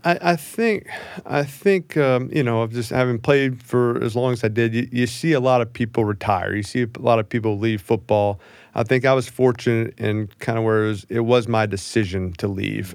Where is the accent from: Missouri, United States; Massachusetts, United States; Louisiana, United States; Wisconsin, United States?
Louisiana, United States; New Orleans; growing up in New Orleans